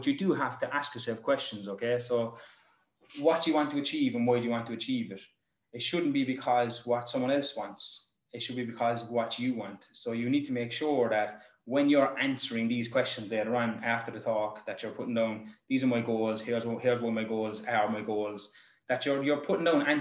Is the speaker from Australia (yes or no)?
no; Ireland